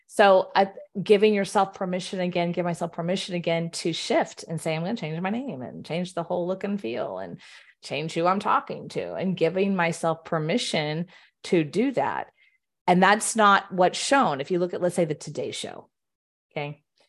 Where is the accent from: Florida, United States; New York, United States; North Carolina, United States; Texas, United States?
Texas, United States; Houston; I grew up in the Baptist Southern Houston area.